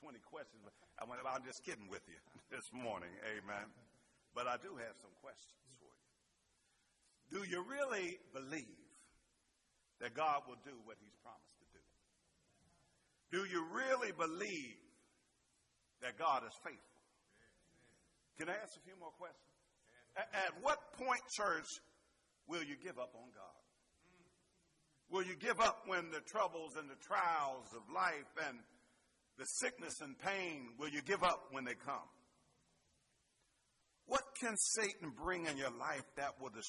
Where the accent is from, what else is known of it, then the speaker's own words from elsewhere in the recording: Pittsburgh, Pennsylvania, United States; accent: Pittsburgh; my little Pittsburgh accent